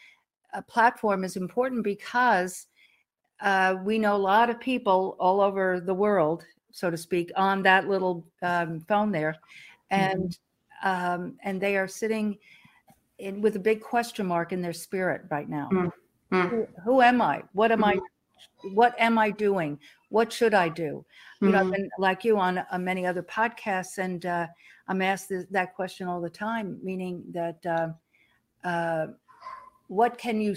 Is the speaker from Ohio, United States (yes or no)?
no; New York, United States; accent: New York; moved away as an adult; now in Texas, United States; I grew up near New York City.